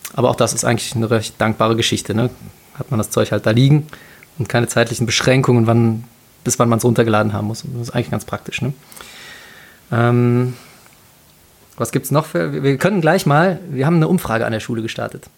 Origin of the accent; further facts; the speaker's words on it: Cologne, North Rhine-Westphalia, Germany; als Kölner und Karnevalist